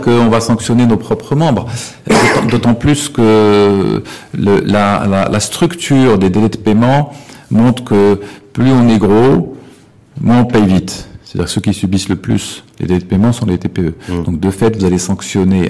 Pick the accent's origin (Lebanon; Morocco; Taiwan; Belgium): Morocco; on est marocain